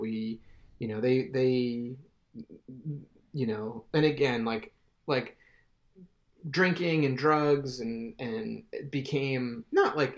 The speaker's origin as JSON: {"language": "English", "region": "New Jersey", "country": "United States", "tie": "born or raised there", "also_born_or_lived": "New York suburbs / New York City", "moved": "as an adult", "said": "I grew up in New Jersey, and I would just take the train into Philly"}